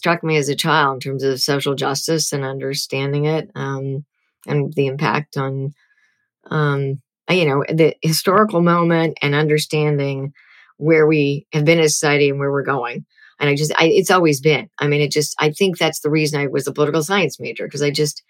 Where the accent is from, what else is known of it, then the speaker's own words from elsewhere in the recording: Whitefish Bay, Wisconsin, United States; I grew up in Whitefish Bay, Wisconsin, where there were no people of color.